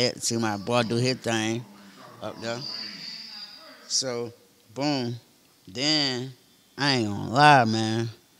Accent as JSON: {"language": "English", "town": "Atlanta", "region": "Georgia", "country": "United States", "said": "I'm from Atlanta."}